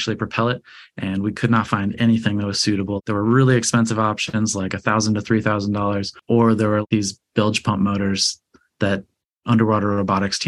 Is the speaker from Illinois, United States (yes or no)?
yes; Chicago, Illinois, United States; moved away as an adult; also born or lived in California; now in Los Angeles, United States; I grew up in Chicago, Illinois, very, very far from the ocean